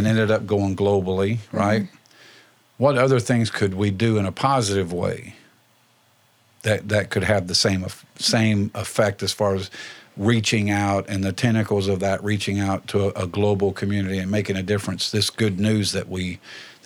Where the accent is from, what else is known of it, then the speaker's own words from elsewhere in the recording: Indiana, United States; now in Lawrence County, Ohio, United States; Indiana, my home state